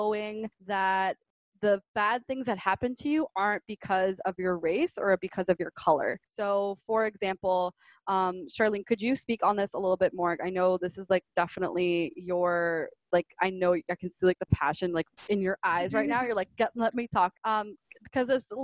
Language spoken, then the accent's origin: English; Miami, Florida, United States; also born or lived in Gainesville; I was born and raised in Miami.